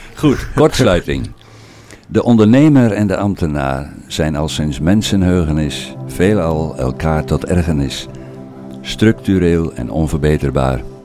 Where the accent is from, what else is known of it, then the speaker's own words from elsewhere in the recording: Oldebroek, Gelderland, Netherlands; now in Putten, Netherlands; ik ben eh, geboren en getogen in Oldenbroek